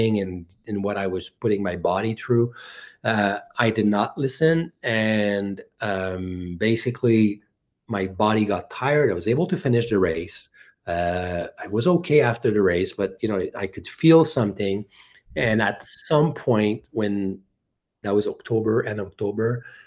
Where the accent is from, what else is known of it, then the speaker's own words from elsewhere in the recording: Bromont, Quebec, Canada; I'm from Bromont